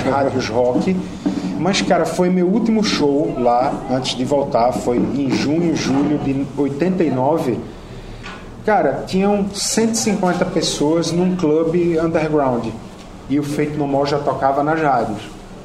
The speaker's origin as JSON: {"language": "Portuguese", "country": "Brazil", "said": "Eu sou do Brasil"}